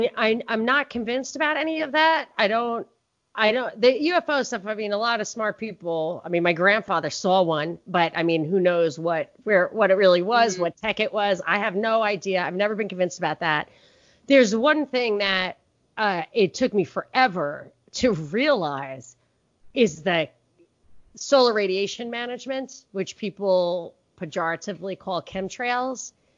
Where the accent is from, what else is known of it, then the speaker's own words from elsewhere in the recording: New York City, New York, United States; which as a New Yorker, I didn't even have a car. Like, we don't drink and drive in New York at all.